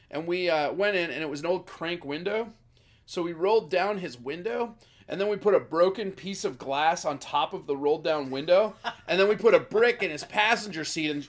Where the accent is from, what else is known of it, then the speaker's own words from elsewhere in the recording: Hopkins, United States; I'm from Hopkins